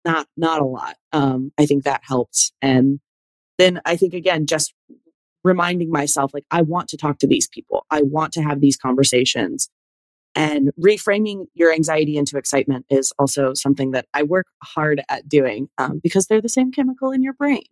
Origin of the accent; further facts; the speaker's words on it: the South, United States; I'm a Southern girl. Like, I didn't realize how much I've been affected by growing up in the South until I started going to other areas